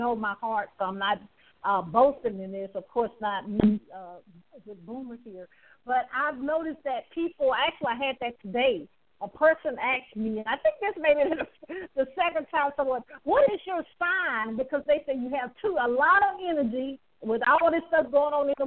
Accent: the South, United States; I'm from the South

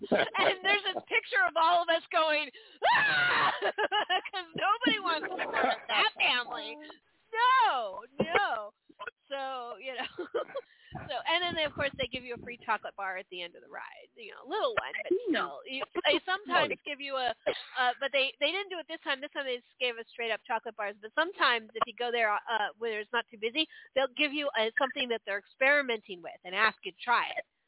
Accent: California, United States; now in Maryland, United States; But I grew up in California like you did, Aaron.

